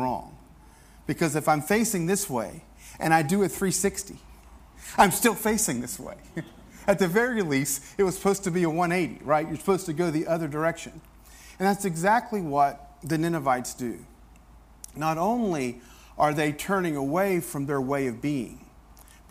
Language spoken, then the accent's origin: English; the South, United States; I grew up in the South